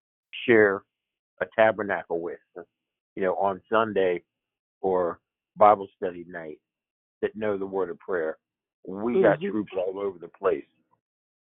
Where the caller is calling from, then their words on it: Pennsylvania, United States; I'm calling from Pennsylvania